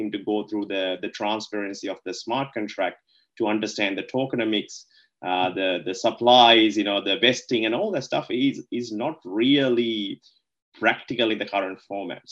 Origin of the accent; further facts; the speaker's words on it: Sri Lanka; moved away as an adult; now in Melbourne, Australia; I was born in Sri Lanka, right? So I moved here to Melbourne back in early 2007 to do the university